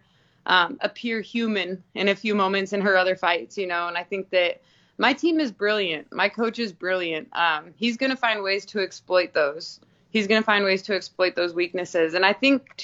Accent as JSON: {"language": "English", "region": "Alaska", "country": "United States", "tie": "born or raised there", "also_born_or_lived": "Arizona / Anchorage", "moved": "as an adult", "lives_now": "Houston, United States", "said": "Yeah, I grew up in Alaska. I lived there for like 30 years."}